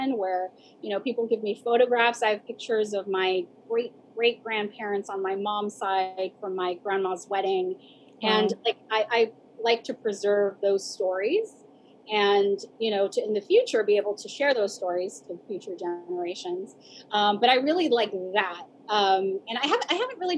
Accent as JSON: {"language": "English", "town": "Chula Vista", "region": "California", "country": "United States", "tie": "born or raised there", "also_born_or_lived": "Washington, District of Columbia, United States", "said": "I was raised here in Chula Vista, and I was bilingual"}